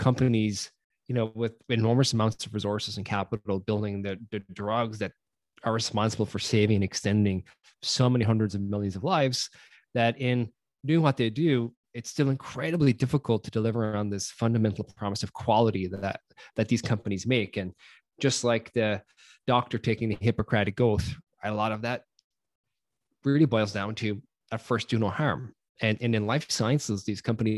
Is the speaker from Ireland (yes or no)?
yes; Ireland; moved away as an adult; now in Bay Area, United States; for those of you who can't tell by my accent, I grew up in Ireland before venturing out here to the Bay Area